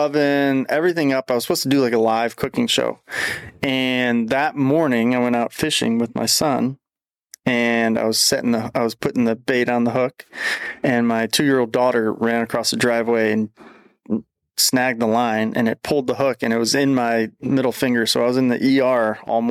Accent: St. Louis, Missouri, United States; growing up in St. Louis

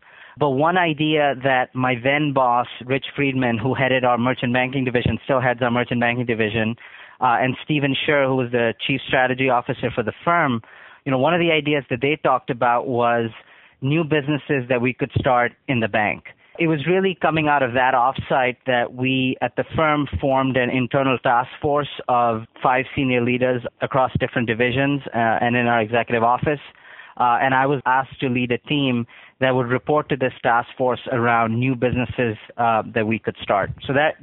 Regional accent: Karachi, Sindh, Pakistan; moved away as an adult; also born or lived in New Hampshire, United States; now in United States; I grew up in Karachi, Pakistan, and was born and raised there and came to the U.S. almost 20 years ago to attend college

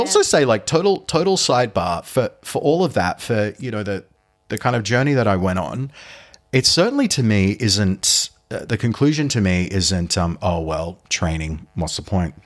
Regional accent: Sydney, New South Wales, Australia; my hometown. So I'm from Sydney.

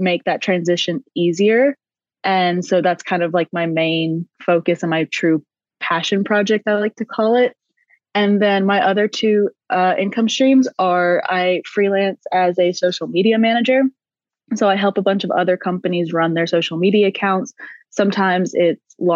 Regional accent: South Carolina, United States; moved away as an adult; now in Austria; right now I'm actually in the United States in South Carolina. I came home to visit my family for the holidays

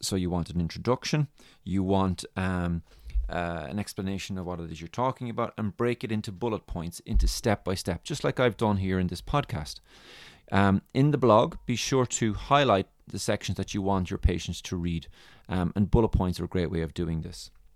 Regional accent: Ireland; accent: Irish; my lovely Irish accent

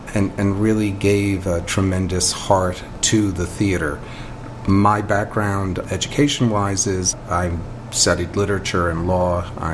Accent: New York City, New York, United States; I was born in the Bronx as well.

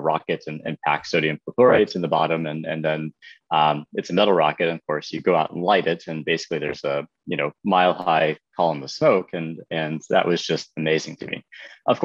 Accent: Lexington, South Carolina, United States; I grew up in Lexington, South Carolina

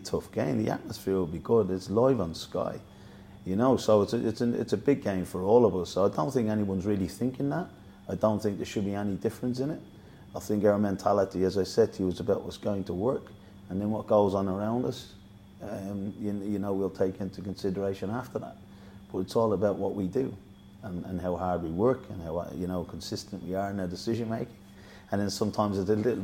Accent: Dublin, Leinster, Ireland; moved away; also born or lived in Middlesbrough; I was from Dublin

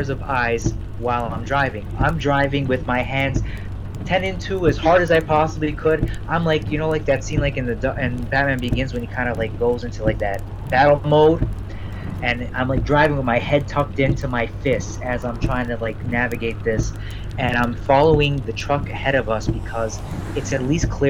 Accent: Detroit, Michigan, United States; moved away; We're originally from Detroit

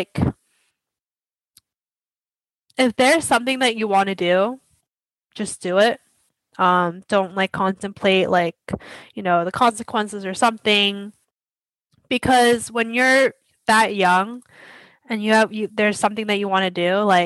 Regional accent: United States; when we're Asian American

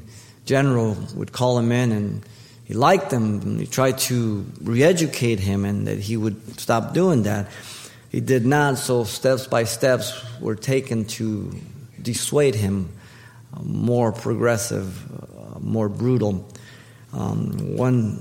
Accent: United States

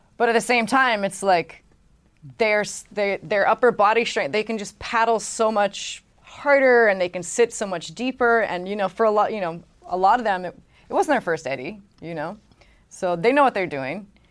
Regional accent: Hawaii, United States; growing up in Hawaii

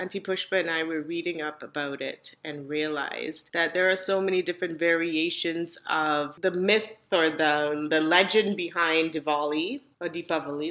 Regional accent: Singapore; moved away; we grew up with in Singapore

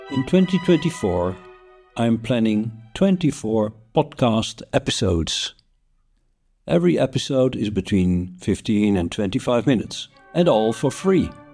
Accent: Netherlands; I'm from the Netherlands

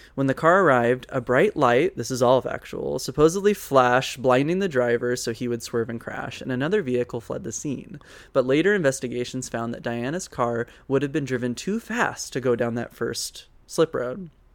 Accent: the South, United States; growing up in the South

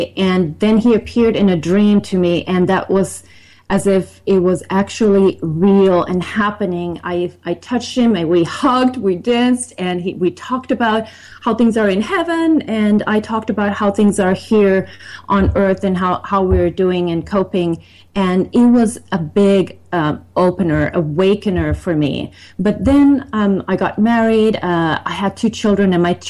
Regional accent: Finland; also born or lived in Sweden; now in United States; I was born in Sweden and grew up in Finland

